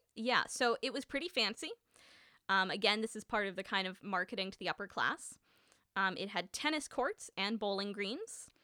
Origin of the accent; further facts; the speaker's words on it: Winnipeg, Manitoba, Canada; I grew up in Winnipeg